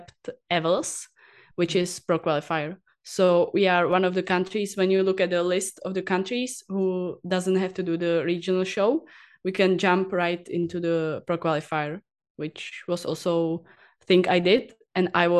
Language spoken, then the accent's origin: English; Prague, Czechia; I was born in Prague, and after that I live always near to Prague, and so even now I'm living near to Prague